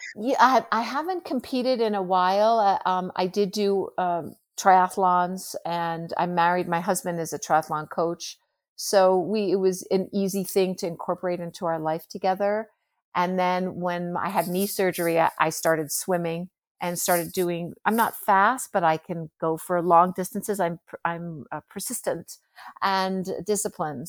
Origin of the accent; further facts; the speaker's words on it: United States; I'm American